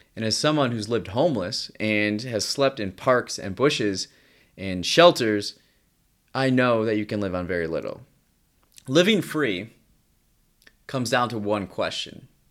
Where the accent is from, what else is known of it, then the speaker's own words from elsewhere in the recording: United States; I'm just an American man living an experiencing life in the twenty-first century.